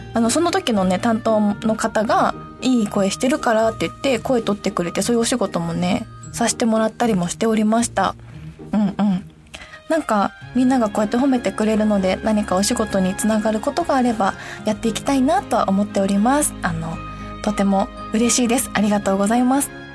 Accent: Hiroshima, Japan; accent: Hiroshima dialect; 私もめちゃくちゃ広島弁になる

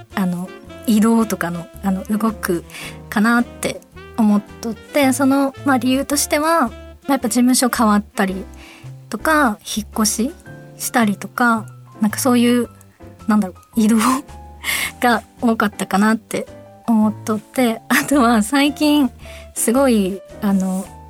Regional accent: Fukuoka, Japan; accent: Fukuoka dialect; 私が福岡弁で話していく

